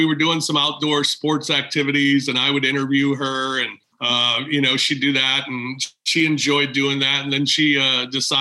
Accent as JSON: {"language": "English", "town": "St. Louis", "region": "Missouri", "country": "United States", "tie": "born or raised there", "said": "When I was a kid, I grew up in St. Louis"}